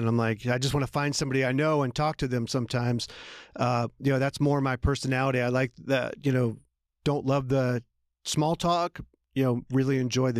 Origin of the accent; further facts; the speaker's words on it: Philadelphia, Pennsylvania, United States; now in Atlanta, United States; Well, like you, I grew up outside of Philadelphia. I came to Atlanta when I was 18 to go to college and basically stayed in the South ever since then.